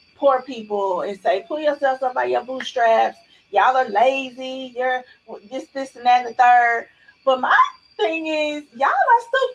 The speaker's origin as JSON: {"language": "English", "town": "Chattanooga", "region": "Tennessee", "country": "United States", "tie": "born or raised there", "moved": "yes", "lives_now": "Nashville, United States", "said": "I'm from Chattanooga, born in Alton Projects, raised in City View"}